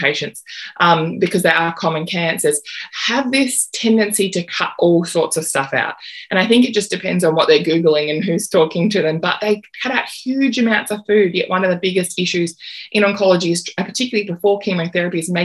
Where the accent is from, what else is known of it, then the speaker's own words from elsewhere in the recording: Australia; as an Australian naturopath